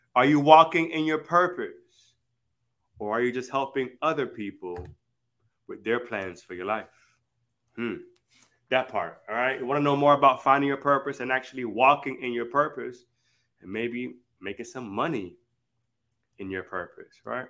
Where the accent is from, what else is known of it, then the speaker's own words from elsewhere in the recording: Miami or Broward, Florida, United States; our hometown in like Miami or Broward